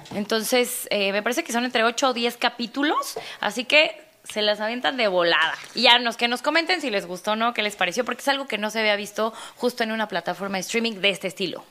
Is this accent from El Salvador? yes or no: no; Mexico; como mexicana